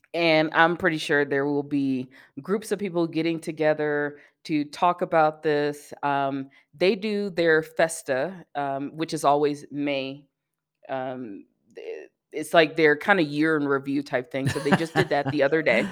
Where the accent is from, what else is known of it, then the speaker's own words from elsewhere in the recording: Birmingham, Alabama, United States; moved away as an adult; also born or lived in Atlanta / San Diego; now in Colorado, United States; I grew up in Birmingham, I went to school in Atlanta